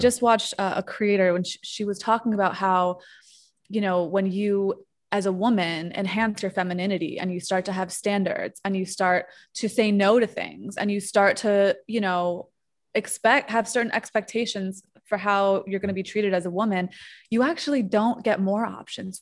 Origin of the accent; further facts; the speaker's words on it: New York, United States; moved away as an adult; now in Mexico; I'm a New Yorker